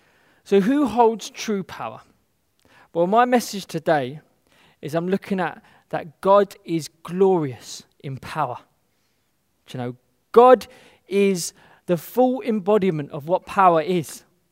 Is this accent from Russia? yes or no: no; London, United Kingdom; particularly where I'm growing up in the West, in London, being subject to something is seen as a lack of power.